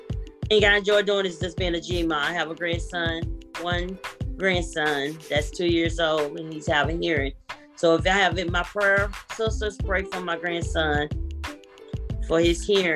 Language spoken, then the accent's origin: English; Winston-Salem, North Carolina, United States; I'm from Winston-Salem, North Carolina